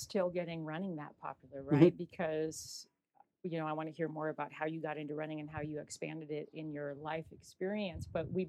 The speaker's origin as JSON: {"language": "English", "region": "England", "country": "United Kingdom", "said": "I'm English as well, so I know, you know, I have a lot of relatives there still and spread all over Europe now"}